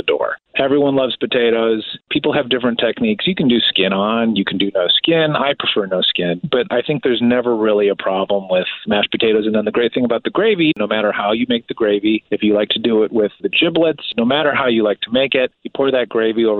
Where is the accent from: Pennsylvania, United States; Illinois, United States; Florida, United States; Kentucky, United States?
Illinois, United States; outside Chicago, the Midwest; I grew up in the Midwest. I grew up outside of the city of Chicago